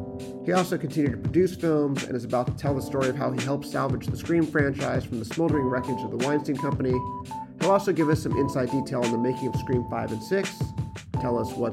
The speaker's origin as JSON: {"language": "English", "town": "Los Angeles", "region": "California", "country": "United States", "tie": "born or raised there", "said": "I'm from Los Angeles. I'm from San Pedro."}